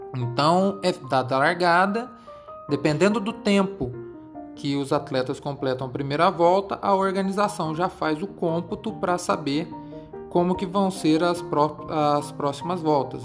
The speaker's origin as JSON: {"language": "Portuguese", "country": "Brazil", "said": "nós brasileiros"}